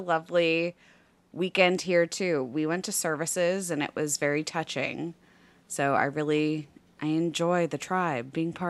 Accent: Nashville, Tennessee, United States; So I'm from Nashville, and I'm just telling you right now, Nashville boys are kind of the ones I grew up with.

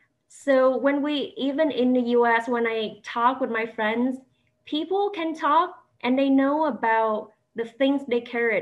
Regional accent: Vietnam; moved away as an adult; now in United States; I was born and raised in Vietnam until 2015. I went to the U.S. for my graduate education.

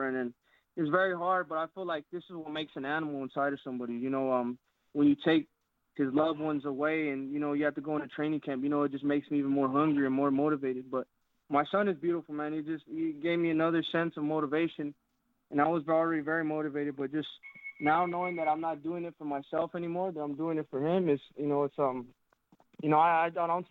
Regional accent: Phoenix, Arizona, United States; my hometown of Phoenix, Arizona

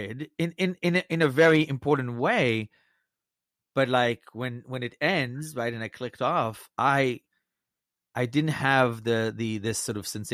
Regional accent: Belgium; moved away; growing up in Belgium

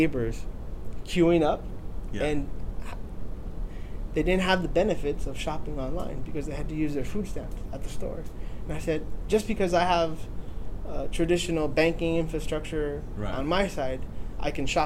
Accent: Los Angeles, California, United States; also born or lived in Puerto Rico; grew up in Los Angeles

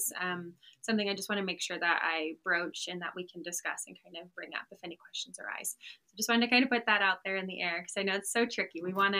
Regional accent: Maryland, United States; also born or lived in Utah; now in Texas, United States; It's me and I have three sisters, so it was four girls in the family. Grew up with them and my parents in Maryland.

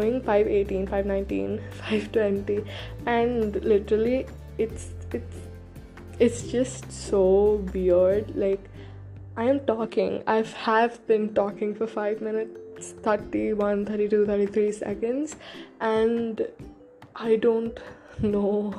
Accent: India; first language Hindi; English is a second language; Yes, I am Indian

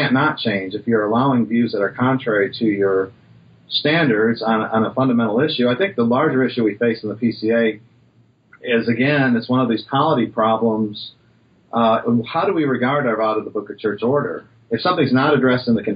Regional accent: Western Michigan, United States; growing up in Western Michigan

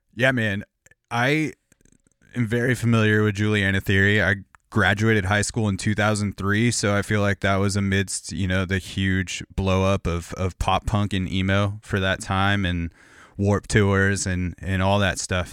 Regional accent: Corona, California, United States; now in Portland, United States; I grew up in Corona, California

